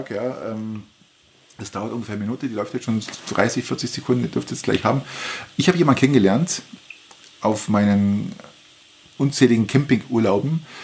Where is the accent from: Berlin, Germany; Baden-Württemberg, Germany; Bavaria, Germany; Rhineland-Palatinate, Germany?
Bavaria, Germany; Wir kommen aus Niederbayern Volk.